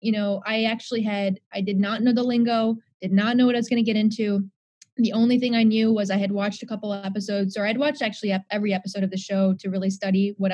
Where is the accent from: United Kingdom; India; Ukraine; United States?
India; So number one, daughter of two doctors. I'm Indian.